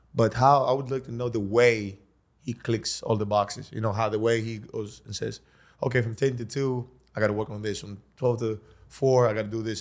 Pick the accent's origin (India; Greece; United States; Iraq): Greece; I come from Greece